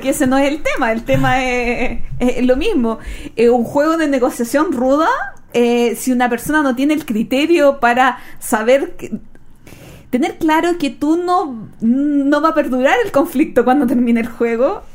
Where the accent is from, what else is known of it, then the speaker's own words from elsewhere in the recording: Chile; yo soy una chilena criada a la antigua